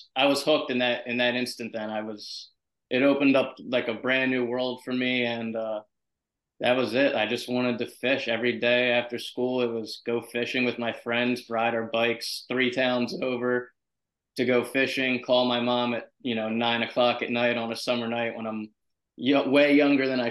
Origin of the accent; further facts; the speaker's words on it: Berlin, New Jersey, United States; now in Long Island, United States; So I'm from South Jersey originally, small town Berlin in Camden County